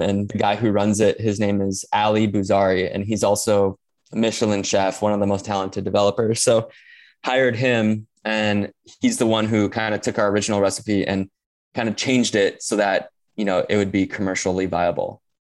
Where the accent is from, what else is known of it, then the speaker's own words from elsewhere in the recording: Hawaii, United States; growing up in Hawaii, you know, we have limited natural resources